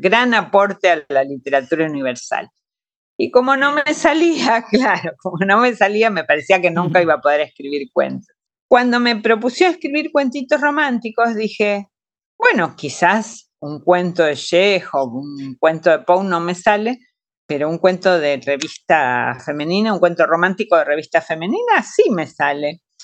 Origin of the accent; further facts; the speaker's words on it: Argentina; Mi país, Argentina, fue un país de acogida